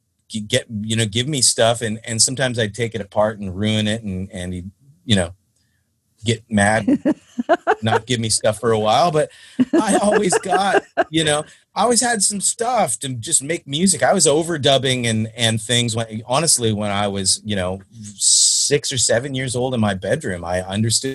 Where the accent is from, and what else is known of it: Stratford, Ontario, Canada; born or raised there